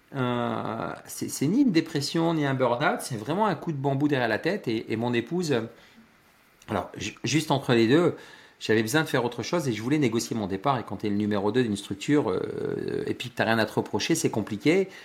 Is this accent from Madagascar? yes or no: no; Loos-en-Gohelle, Hauts-de-France, France; J'habite à, à Los à côté de Lens, dans le Pas-de-Calais. Je suis un ch'timi, je suis un boyau rouge, je suis né là-bas